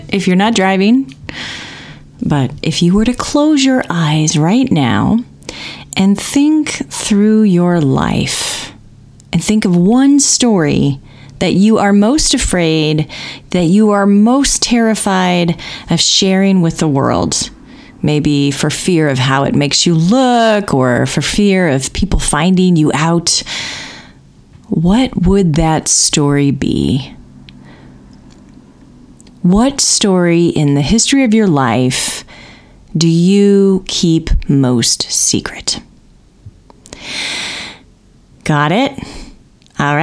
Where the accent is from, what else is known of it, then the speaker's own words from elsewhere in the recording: Indiana, United States; now in Bay Area, United States; I'm growing up in Indiana.